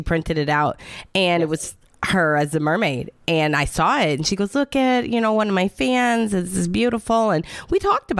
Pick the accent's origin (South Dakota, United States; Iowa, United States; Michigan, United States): Michigan, United States; now in Florida, United States; I'm in Florida, but I'm from Michigan